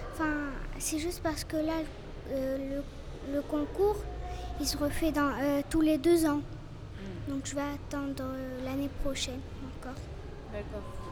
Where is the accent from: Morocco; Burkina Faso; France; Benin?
Morocco; Casablanca, Casablanca-Settat; born or raised there; also born or lived in Canada